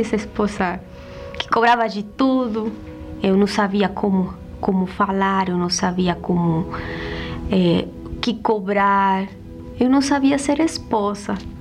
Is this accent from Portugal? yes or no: no; Bolivia; eu sou da Bolívia